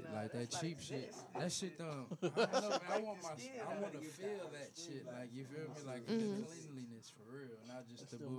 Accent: New Orleans, Louisiana, United States; I'm from New Orleans.

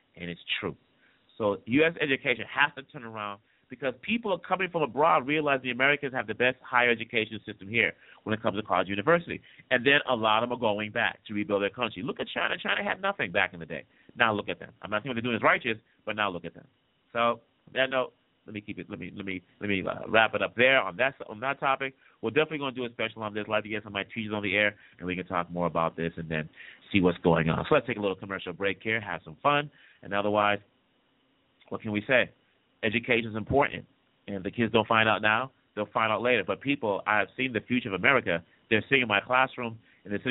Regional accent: DR Congo; also born or lived in Boston, United States; now in California, United States; As you all know, I was born and raised in the Congo, in the Democratic Republic of the Congo. I grew up in Congo, Zaire, grew up in Boston

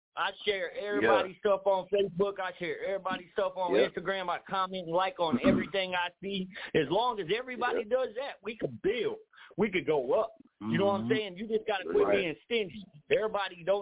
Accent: Oklahoma City, Oklahoma, United States; also born or lived in Raleigh, North Carolina / Wichita area (316), Kansas; now in 316 area code (Kansas), United States; I'm from Oklahoma City originally.

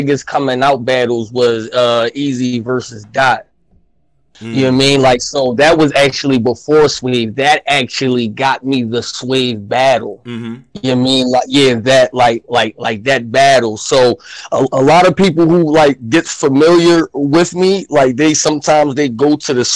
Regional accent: Philadelphia, Pennsylvania, United States; I'm from Philly

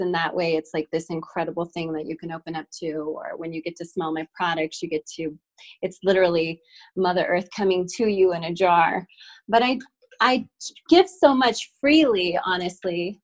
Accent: New Mexico, United States; My family has been Native New Mexicans for many lineages

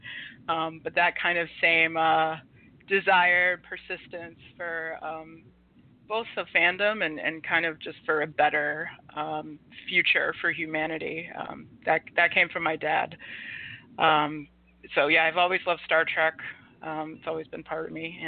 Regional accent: Marshfield, Massachusetts, United States; also born or lived in Georgia; I'm from Massachusetts, originally in South Shore area. I grew up in Marshfield.

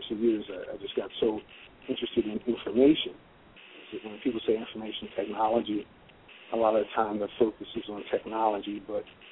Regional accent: Westerly, Rhode Island, United States; I'm from Westerly, born and bred

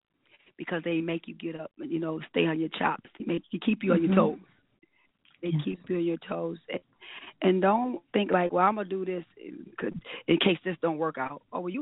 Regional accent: Rochester, New York, United States; And I have to give a shout out to my hometown, Rochester, New York

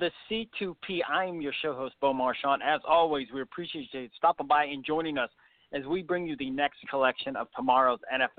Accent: Trumbull-Mahoning Valley, Ohio, United States; I'm also from the Trumbull-Mahoning Valley.

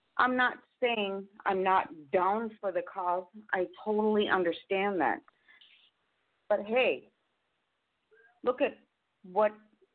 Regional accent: Minneapolis, Minnesota, United States; I'm from Minneapolis, Minnesota, born and raised there. My mom had her business there. I am 100% Native American.

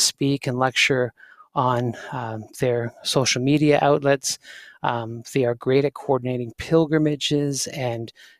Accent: Canada; people think I got an accent. I'm just Canadian

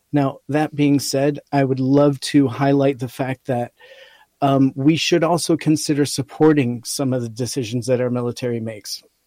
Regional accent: Rochester, New York, United States; I was raised in Rochester, New York, so we only had the Bills games to go to.

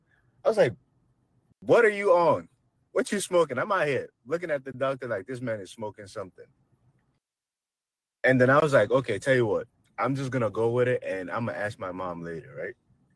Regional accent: Nigeria; He's like, hell no, I'm Nigerian.

